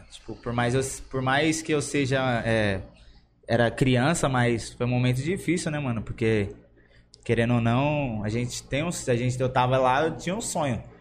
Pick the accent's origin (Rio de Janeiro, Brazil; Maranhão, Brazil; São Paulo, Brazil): São Paulo, Brazil; nasci ali no, na Praça Elisegina, ali na Vila Gomes.